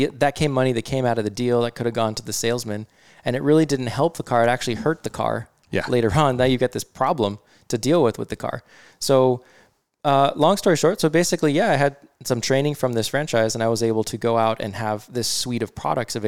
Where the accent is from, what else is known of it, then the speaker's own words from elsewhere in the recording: Bothell, Washington, United States; I grew up in Bothell. So I went to Bothell High School